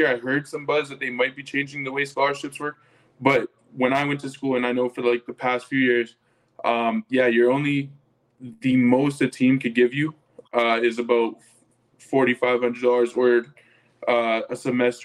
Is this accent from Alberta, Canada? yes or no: yes; Calgary, Alberta, Canada; moved away as an adult; now in Edmonton, Canada; I grew up in Calgary my whole life, played football there my whole life